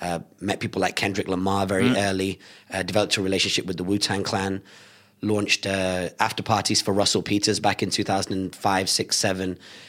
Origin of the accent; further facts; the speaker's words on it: Bolton, North West England, United Kingdom; I was born in Bolton.